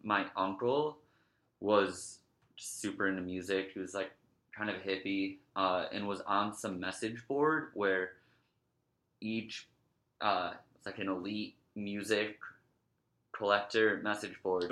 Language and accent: English; Scranton, Pennsylvania, United States; I'm from Scranton